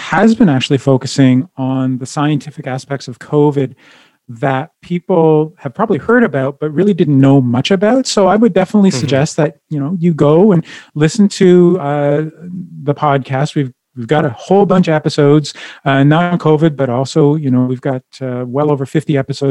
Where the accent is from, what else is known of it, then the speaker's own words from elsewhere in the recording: Ottawa, Ontario, Canada; now in Edmonton, Canada; My hometown is Ottawa